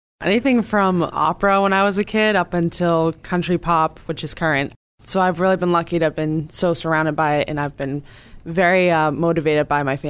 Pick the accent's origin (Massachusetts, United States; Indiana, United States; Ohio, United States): Massachusetts, United States; Cape Cod; I'm 24 years old. I was born and raised on the Cape